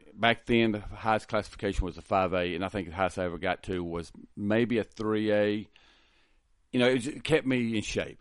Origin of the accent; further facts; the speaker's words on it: Lubbock, Texas, United States; also born or lived in Hereford; I was born here in Lubbock, went to school, high school here in Lubbock, went to tech.